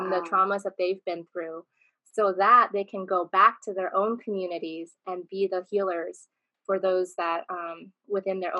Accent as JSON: {"language": "English", "town": "San Diego", "region": "California", "country": "United States", "tie": "born or raised there", "said": "I was born and raised in San Diego"}